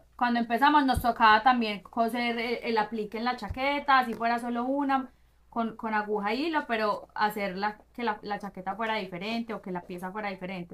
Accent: Medellín, Antioquia, Colombia; moved away as an adult; also born or lived in London / Brazil; now in Miami, United States; nací crecí en Medellín estudié negocios internacionales en EAFIT

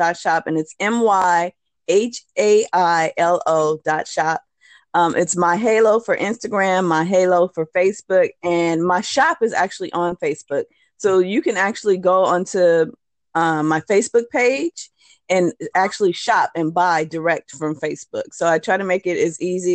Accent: California, United States; moved away as an adult; now in New Orleans, United States; I'm from California.

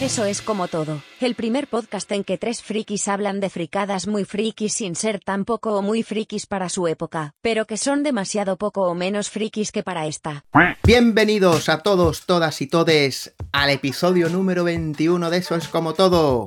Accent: Spain; como españoles que somos

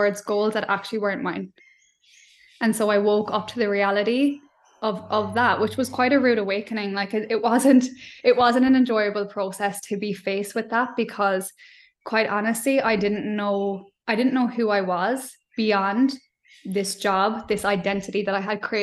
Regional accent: Ireland; accent: Irish; moved away as an adult; now in Australia; growing up in Ireland

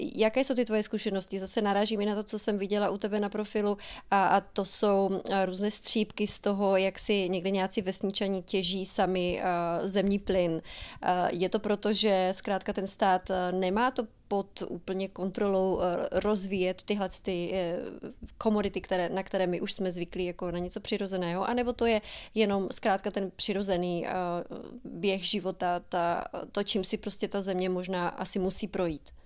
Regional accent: Czechia; jako Češi obecně nebo možná i zbytek světa nemá úplně moc velkou představu

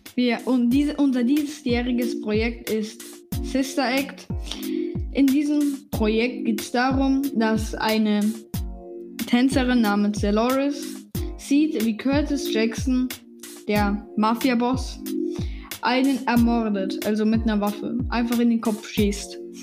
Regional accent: Germany; ich bin Deutsche.

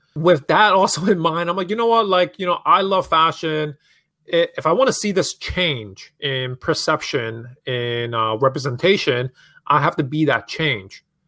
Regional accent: New York City, New York, United States; also born or lived in Hong Kong; growing up in New York City, like, fashion is such a huge part of, like, the culture and streets

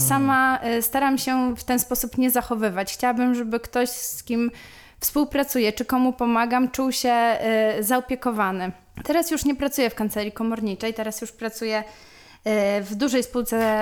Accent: Łuków, Lublin Voivodeship, Poland; moved away as an adult; now in Warsaw, Poland; pochodzę z Łukowa, to jest y, miejscowość w województwie lubelskim. Przeprowadziłam się do Warszawy na studia i tak już tutaj y, pozostałam

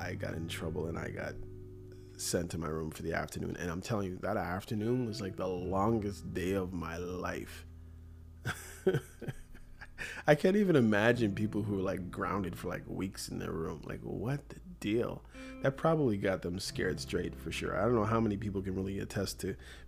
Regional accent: Toronto, Ontario, Canada; my experiences growing up in Toronto

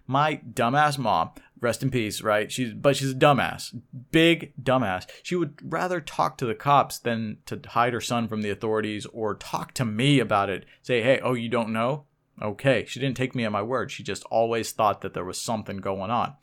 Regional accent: Oklahoma City, Oklahoma, United States; I was brought up in Oklahoma City, Oklahoma

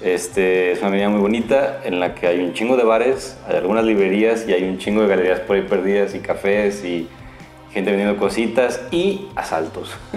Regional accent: Mexico; born or raised there; moved away

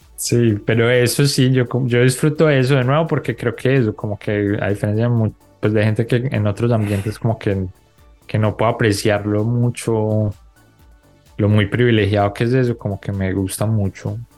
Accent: Colombia; moved away; also born or lived in Bogotá; yo crecí en Colombia

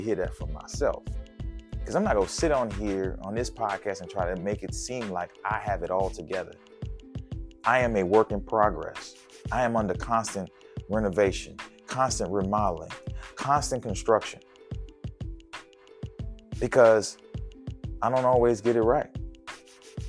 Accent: New Orleans, Louisiana, United States; my hometown of New Orleans

